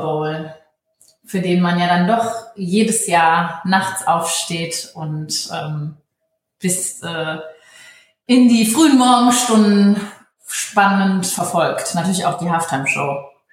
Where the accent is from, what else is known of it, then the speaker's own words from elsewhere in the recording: Cologne, North Rhine-Westphalia, Germany; Ich ähm, komme ja gebürtig aus Köln